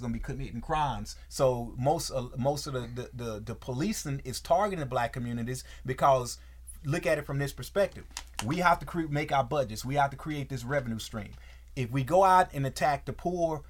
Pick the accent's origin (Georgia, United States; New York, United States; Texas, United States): Texas, United States; in Texas, growing up in Texas, as a young man in Texas, we basically decided what clothes we were going to wear with our weapon